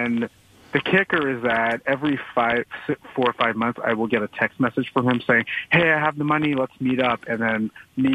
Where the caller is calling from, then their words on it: Toronto, Ontario, Canada; I'm calling from Toronto.